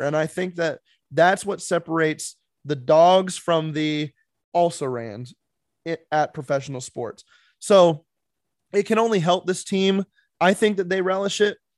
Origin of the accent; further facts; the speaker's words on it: South Dakota, United States; moved away; I grew up in South Dakota.